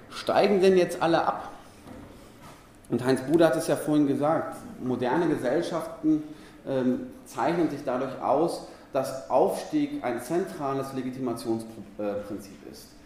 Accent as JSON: {"language": "German", "area": "near Dortmund and Bochum", "region": "North Rhine-Westphalia", "country": "Germany", "said": "ich komme aus der Nähe von Dortmund und Bochum."}